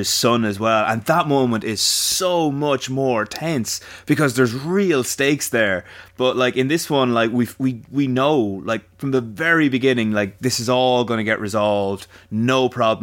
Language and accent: English; Ireland; we're Irish